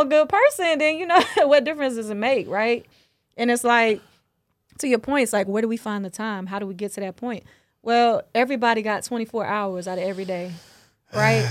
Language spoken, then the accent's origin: English; the South, United States; I'm from the South, so we, we learn about that in school